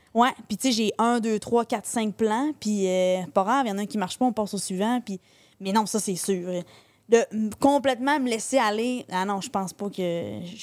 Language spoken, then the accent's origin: French; Saint-Félicien, Quebec, Canada; Moi, je suis native de Saint-Félicien. Fait on est au Saguenay. Moi, je suis native du lac Saint-Jean